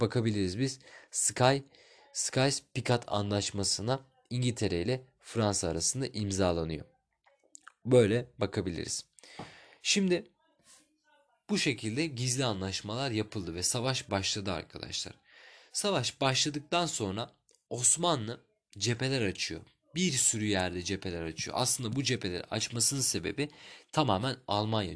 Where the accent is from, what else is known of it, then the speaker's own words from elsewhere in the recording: Turkey; ben Türk'üm